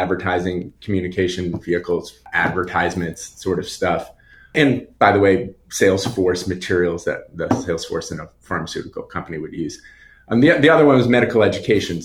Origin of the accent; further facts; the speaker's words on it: Long Island, New York, United States; I grew up on Long Island